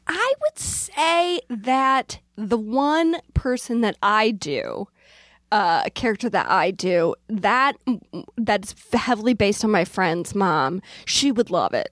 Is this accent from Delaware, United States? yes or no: yes; Newark, Delaware, United States; moved away; I grew up in Delaware